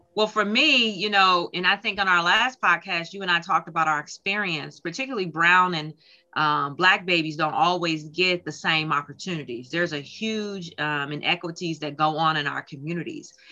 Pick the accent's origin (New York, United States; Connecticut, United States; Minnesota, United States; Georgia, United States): Minnesota, United States; Minneapolis; moved away as an adult; now in Detroit, United States; I grew up actually in Minneapolis, Minnesota. I moved here to Detroit, Michigan, probably about 15 years ago